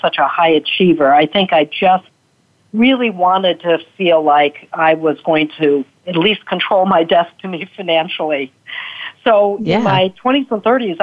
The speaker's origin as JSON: {"language": "English", "town": "Chicago", "region": "Illinois", "country": "United States", "tie": "born or raised there", "also_born_or_lived": "Montclair, New Jersey", "moved": "yes", "lives_now": "Pennsylvania, United States", "said": "I was raised in Chicago."}